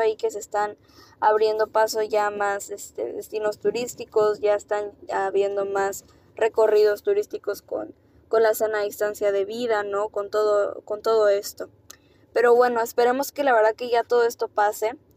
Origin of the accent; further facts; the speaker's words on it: Mexico; así somos los mexicanos